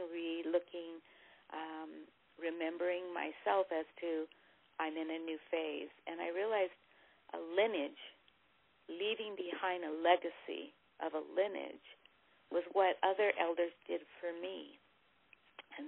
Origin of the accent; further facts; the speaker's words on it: Hawaii, United States; moved away; I moved from Hawaii, where I was being raised